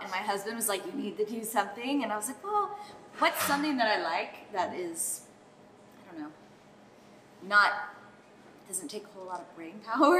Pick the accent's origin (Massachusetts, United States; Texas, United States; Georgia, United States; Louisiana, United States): Texas, United States; Aubrey; so I grew up in Aubrey, moved away, and I came back